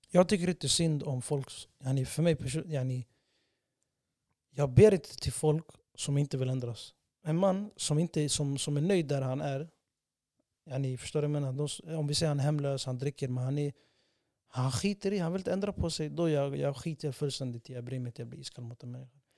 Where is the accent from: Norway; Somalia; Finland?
Somalia; now in Sweden; Vi har sån stor respekt till vårt land och där vi kommer ifrån bror. vi, vi, bror du kan träffa en somalier från vart som helst i världen bror. Han kommer stolt säga jag är somalier.